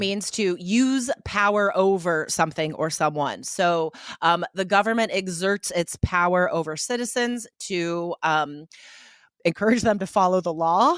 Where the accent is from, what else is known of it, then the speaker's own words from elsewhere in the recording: Nevada, United States; I was accustomed to, um, driving in the ice and snow, uh, when I grew up in Nevada